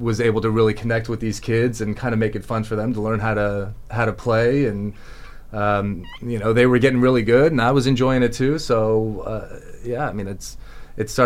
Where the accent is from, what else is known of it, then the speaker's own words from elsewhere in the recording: Palm Beach County, Florida, United States; born and raised in Palm Beach County